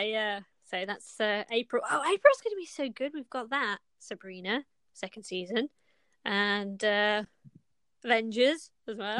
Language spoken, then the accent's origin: English; United Kingdom; we're British